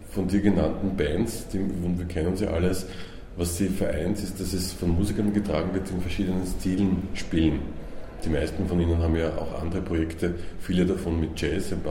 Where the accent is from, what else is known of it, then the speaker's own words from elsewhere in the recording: Vienna, Austria; born there; weil ich bin gebürtiger Wiener